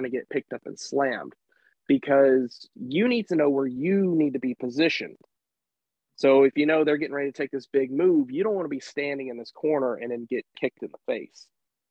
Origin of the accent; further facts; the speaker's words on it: Nashville, Tennessee, United States; when GCW was in Nashville last year, I refereed my first legitimate world title match in front of my hometown